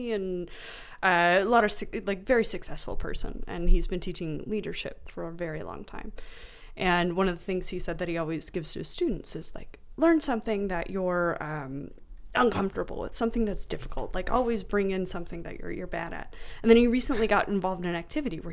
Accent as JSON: {"language": "English", "country": "United States", "said": "I'm American"}